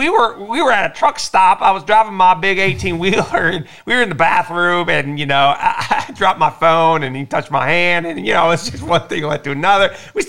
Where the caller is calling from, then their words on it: Gary, Indiana, United States; I'm up here in Gary, Indiana.